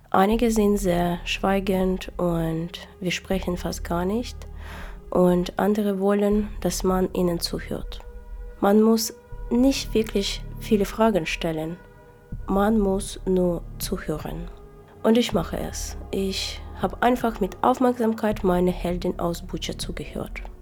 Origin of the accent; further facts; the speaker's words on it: Ukraine; ich komme aus Ukraine.